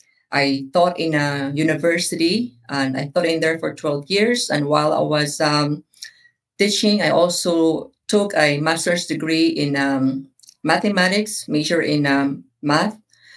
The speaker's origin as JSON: {"language": "English", "country": "Philippines", "tie": "born or raised there", "moved": "yes", "lives_now": "Sarasota, United States", "said": "So most people know I'm a Filipina, but I guess for the listener, I'm a Filipino. I was born and raised in the Philippines."}